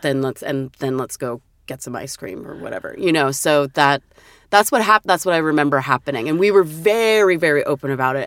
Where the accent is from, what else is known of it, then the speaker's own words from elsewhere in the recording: Vancouver, Washington, United States; also born or lived in Portland, Oregon / Brush Prairie, Washington; I was born in Portland, Oregon, and then when my mother remarried, Dad too, we moved to a city across the river. It's called Vancouver, but it's not Vancouver, British Columbia. It's Vancouver, Washington.